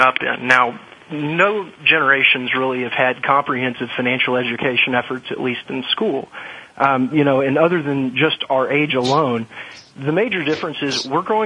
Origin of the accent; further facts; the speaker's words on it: Little Rock, Arkansas, United States; moved away as an adult; also born or lived in New York / Washington; I grew up in Little Rock, Arkansas